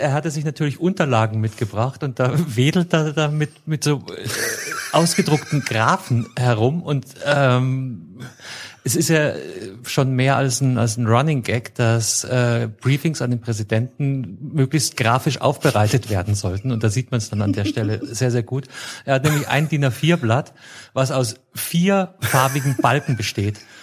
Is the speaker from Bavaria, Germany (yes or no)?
yes; Munich, Bavaria, Germany; ich komme aus München